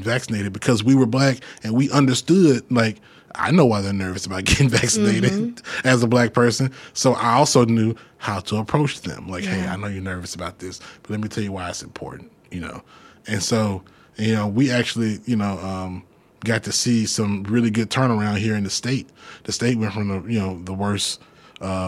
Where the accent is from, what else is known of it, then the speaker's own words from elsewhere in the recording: Jackson, Mississippi, United States; I'm from Jackson, but my mom's from Greenwood, my dad's from Port Gibson